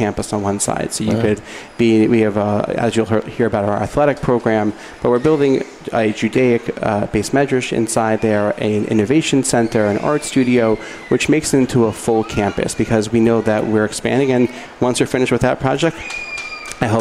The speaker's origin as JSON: {"language": "English", "town": "Baltimore", "region": "Maryland", "country": "United States", "moved": "as an adult", "lives_now": "Miami, United States", "said": "I'm from Baltimore"}